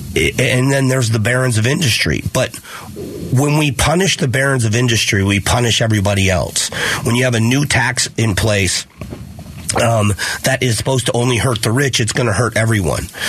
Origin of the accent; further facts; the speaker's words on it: Fort Myers, Florida, United States; now in Phoenix, United States; I grew up in Fort Myers